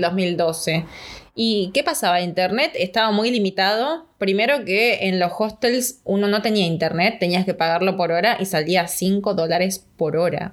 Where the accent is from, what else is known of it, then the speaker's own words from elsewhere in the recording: Argentina; moved away as an adult; also born or lived in Australia / New Zealand; Fuimos con el pasaporte italiano.